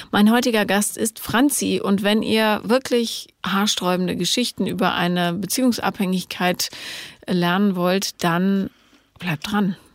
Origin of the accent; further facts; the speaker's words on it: Leipzig, Saxony, Germany; Ich komme aus Leipzig.